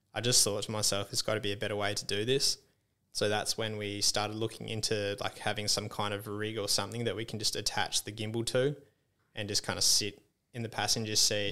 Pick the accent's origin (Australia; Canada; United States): Australia; Esperance, Western Australia; I grew up in Esperance and there's, like, heaps of farming and stuff around